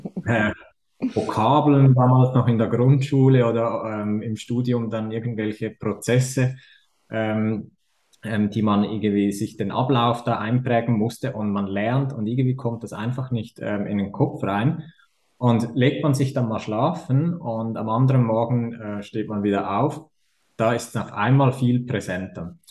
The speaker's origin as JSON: {"language": "German", "country": "Switzerland", "accent": "Swiss", "said": "wie ihr hört, komme ich aus der Schweiz."}